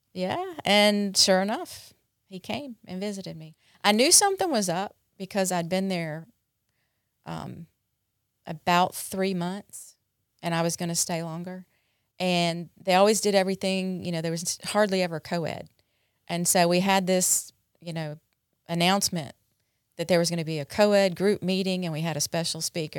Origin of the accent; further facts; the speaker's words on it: North Carolina, United States; moved away as an adult; also born or lived in Dallas, Texas; now in Mississippi, United States; I grew up in North Carolina